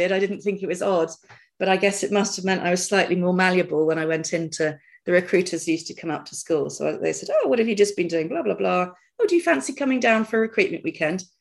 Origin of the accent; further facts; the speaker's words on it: Dartmoor, South West England, United Kingdom; so I guess I was born and brought up on Dartmoor